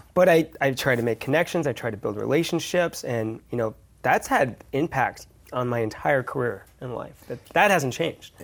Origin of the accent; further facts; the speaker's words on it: San Francisco, California, United States; now in Denver, United States; I grew up here